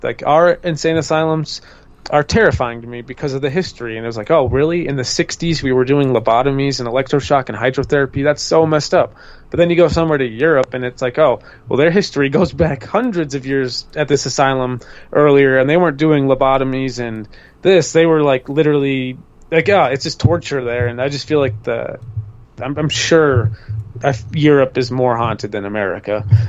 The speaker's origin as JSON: {"language": "English", "region": "Minnesota", "country": "United States", "tie": "born or raised there", "said": "I grew up in Minnesota."}